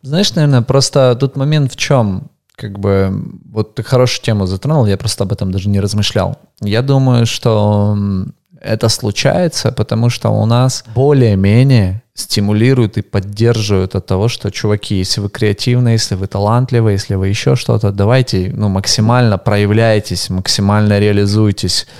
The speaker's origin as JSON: {"language": "Russian", "country": "Ukraine", "also_born_or_lived": "Russia", "said": "я украинец"}